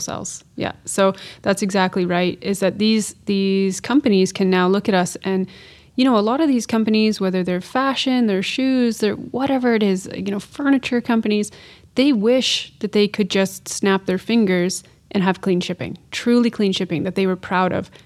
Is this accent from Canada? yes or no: yes; north of Kingston, Ontario, Canada; I'm from the Great Lakes region of Canada, so I'm from thirty minutes north of Kingston, Ontario